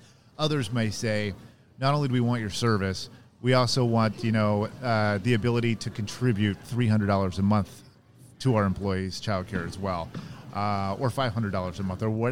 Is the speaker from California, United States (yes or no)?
yes; San Diego, California, United States; I'm from San Diego